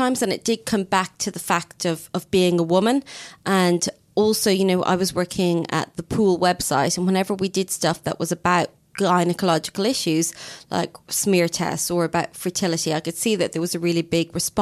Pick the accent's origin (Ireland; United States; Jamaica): Ireland; now in United Kingdom; being Irish